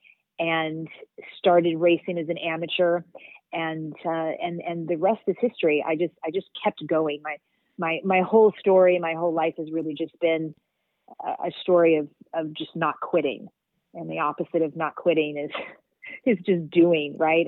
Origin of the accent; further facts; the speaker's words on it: Kentucky, United States; moved away as an adult; also born or lived in Philadelphia / New York City; I grew up in Kentucky. So I grew up in the South